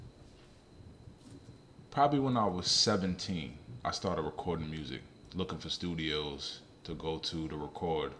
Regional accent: Stoughton, Massachusetts, United States; also born or lived in Boston, Massachusetts; I'm from Stoughton, Massachusetts, born in Boston, you know. I was born in the South End, left the South End in 94

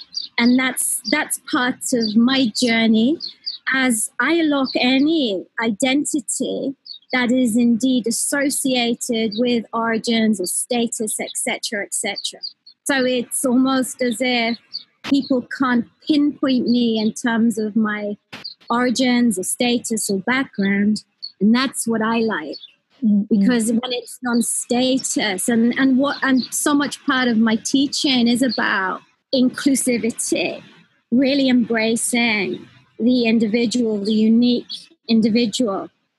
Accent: Newcastle, North East England, United Kingdom; I grew up in Newcastle.

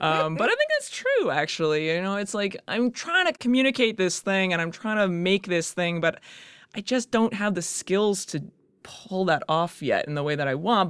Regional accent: Calgary, Alberta, Canada; moved away as an adult; also born or lived in Kingston / Edmonton / New York; now in Toronto, Canada; growing up in Calgary, I was always, like, it's very conservative.

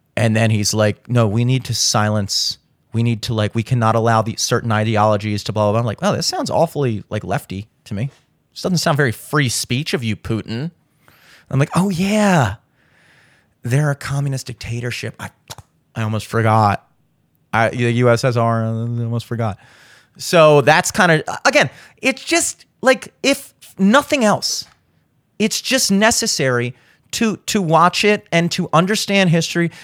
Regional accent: United States; as an American

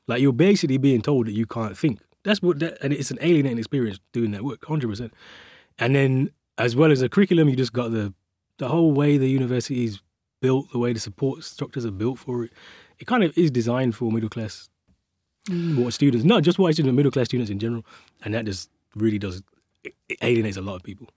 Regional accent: Birmingham, West Midlands, United Kingdom; I was born and raised, uh, in the city of Birmingham. I still live around the corner from where I grew up

